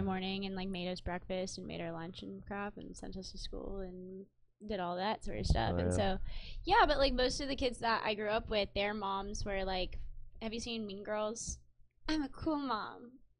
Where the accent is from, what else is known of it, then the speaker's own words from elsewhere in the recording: Laguna Beach, California, United States; I grew up in Laguna Beach, so, like, obviously, you know, and I grew up in a very nice area of Laguna Beach, too.